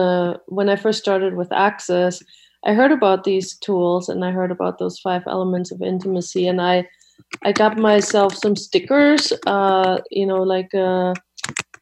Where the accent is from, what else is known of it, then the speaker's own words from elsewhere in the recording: Germany; moved away; I grew up in Germany